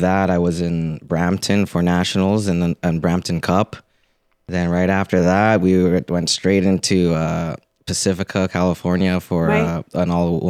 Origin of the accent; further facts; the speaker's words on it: Philippines; And again, just being Filipino, I remember watching B-Hop in Trinidad when I was a kid